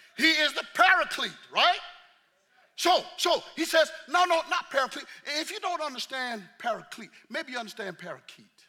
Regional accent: the South, United States; I'm from the South

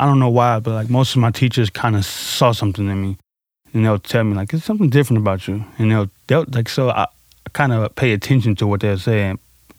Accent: St. Louis, Missouri, United States; I grew up in Pond Line and North Side City, St. Louis, over by Fairground Parks.

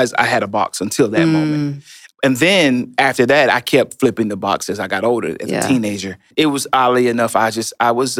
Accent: Chattanooga, Tennessee, United States; also born or lived in California; we moved to Chattanooga, Tennessee. I was born in California. So you can see between 2 and 5, I made it from California to Chattanooga, Tennessee. We lived in low-income housing.

